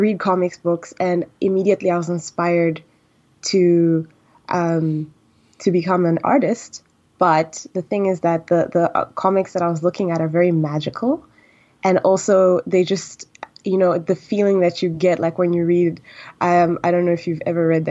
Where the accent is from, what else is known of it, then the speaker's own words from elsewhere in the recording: Tanzania; moved away; I'm actually Tanzanian and I grew up in Tanzania